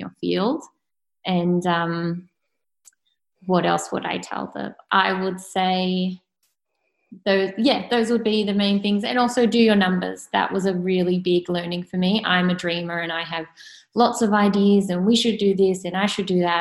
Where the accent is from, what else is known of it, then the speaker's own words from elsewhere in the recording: Sydney, New South Wales, Australia; also born or lived in Clovelly; I was born and bred in Coogee and that's still my local